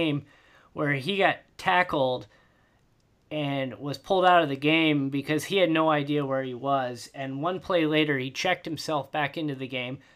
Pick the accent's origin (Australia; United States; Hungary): United States; Indiana; growing up in Indiana